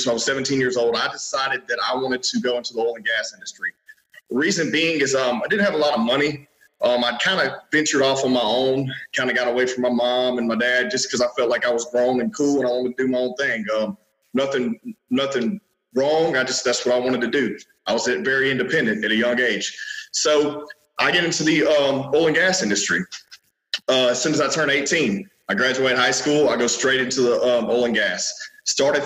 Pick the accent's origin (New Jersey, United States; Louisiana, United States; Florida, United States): Louisiana, United States; Minden; now in Shreveport, United States; I was born in Minden, Louisiana. This is North Louisiana. Right now I'm in Shreveport. So that's about 30 minutes east of here